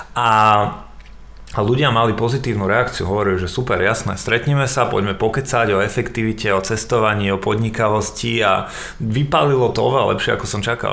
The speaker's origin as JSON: {"language": "Slovak", "town": "Prievidza", "region": "Trenčín Region", "country": "Slovakia", "moved": "yes", "lives_now": "Bratislava, Slovakia", "said": "sme obaja z Prievize"}